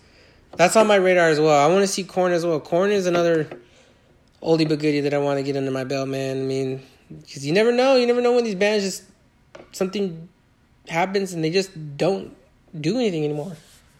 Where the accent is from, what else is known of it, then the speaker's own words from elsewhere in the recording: Iowa, United States; Like I said, I grew up around Iowa and ….